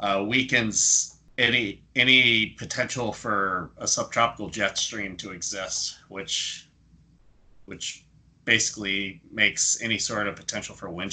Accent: Florida, United States; born or raised there; moved away

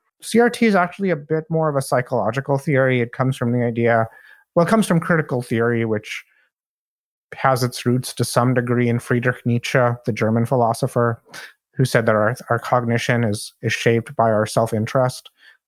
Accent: India; moved away as an adult; also born or lived in Saudi Arabia; now in United States; in Saudi Arabia for the first 10 years of my life because my father worked there, and then I lived in my home country of India for 8 years. And after that, I moved to the US for college.

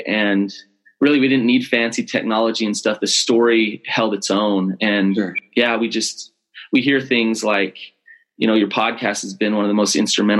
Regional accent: Salt Lake City, Utah, United States; I grew up in Sugar House.

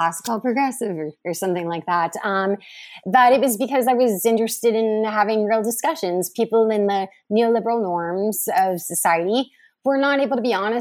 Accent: United States; I'm an American

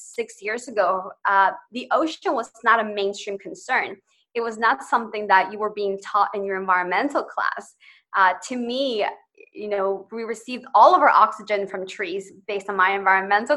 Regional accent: Chicago, Illinois, United States; also born or lived in Ecuador; I moved to Chicago when I was 7

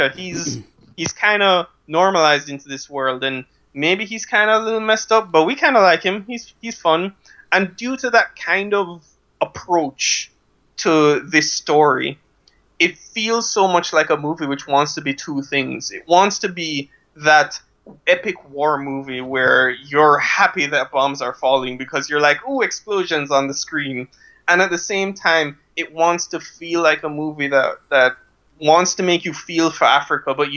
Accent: Jamaica; I am this weird thing called Jamaican

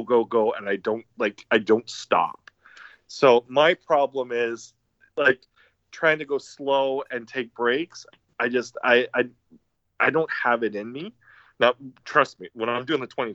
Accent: Stratford, Ontario, Canada; I grew up in Stratford

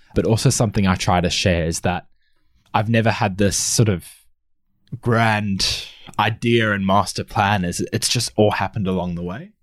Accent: Australia; also born or lived in South Africa; I'm originally from South Africa and moved to Australia with my family at the age of six or seven

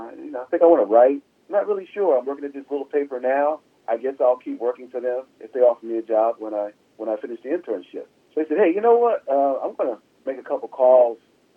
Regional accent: Philadelphia, Pennsylvania, United States; I grew up in Philadelphia, Pennsylvania.

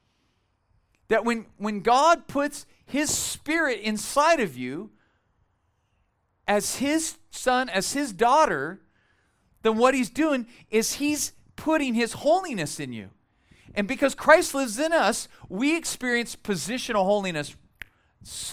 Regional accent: Bakersfield, California, United States; moved away as an adult; we are from Bakersfield. Tara and I were both born and raised there. We lived there many, many years.

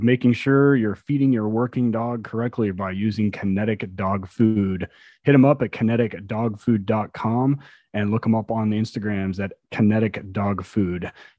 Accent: Tulsa, Oklahoma, United States; from Tulsa, Oklahoma.

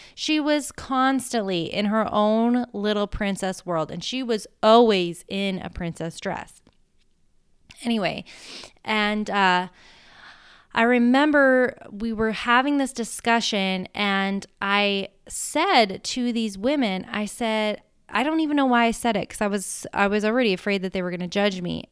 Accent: United States; I'm American

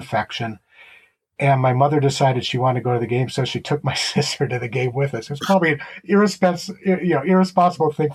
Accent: Minnesota, United States; I grew up in Minnesota, not very far from Metropolitan Stadium

